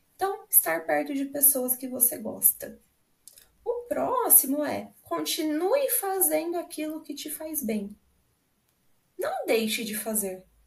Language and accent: Portuguese; Londrina, Paraná, Brazil; sou da cidade de Londrina, aqui no Paraná